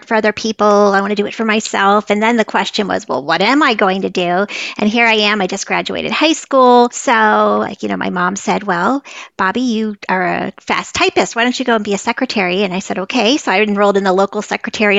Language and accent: English; northern Vermont, United States; I grew up in northern Vermont, right up near the Canadian border